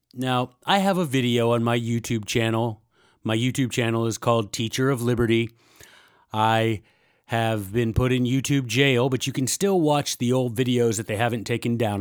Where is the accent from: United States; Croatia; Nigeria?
United States; Memphis, Tennessee; I'm from Memphis, Tennessee